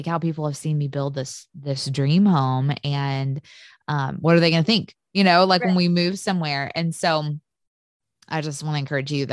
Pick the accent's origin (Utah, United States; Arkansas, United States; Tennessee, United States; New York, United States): Tennessee, United States; now in Mississippi, United States; I grew up in Tennessee